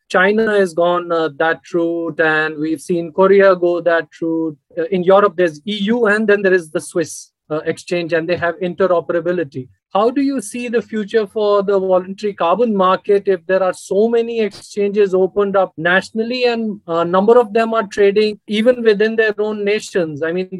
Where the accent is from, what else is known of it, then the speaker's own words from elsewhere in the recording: India; I'm from India